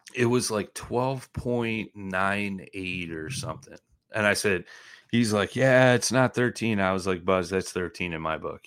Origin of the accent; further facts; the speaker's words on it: Midwest, United States; I'm from the Midwest